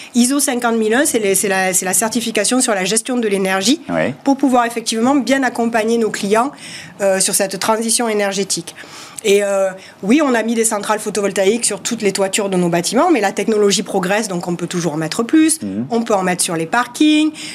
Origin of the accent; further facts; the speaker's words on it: southern France, France; accent: southern French; comme vous l'entendez à mon accent, du sud de la France